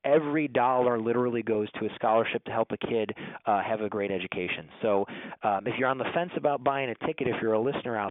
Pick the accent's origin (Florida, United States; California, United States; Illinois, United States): Illinois, United States; Chicago Heights; We're in Chicago Heights, Illinois, a Catholic coeducational school. I was a teacher here. I was a student here long before